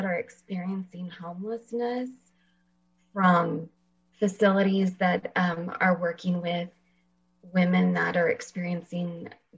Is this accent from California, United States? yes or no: yes; Fresno, California, United States; moved away as an adult; also born or lived in Washington; I actually live in Fresno, and I grew up here in Fresno.